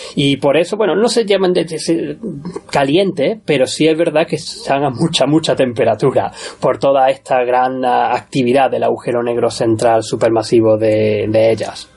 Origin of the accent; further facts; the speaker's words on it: Córdoba, Andalusia, Spain; now in Australia; con este acento soy nacido en Córdoba